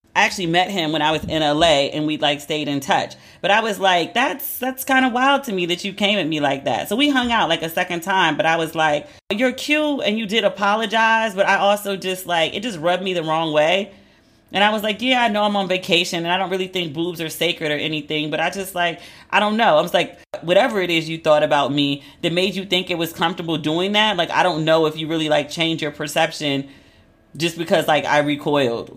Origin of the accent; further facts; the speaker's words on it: United States; also born or lived in United Kingdom / Los Angeles; I'm very American. Like, that's where I was born. That's where I was raised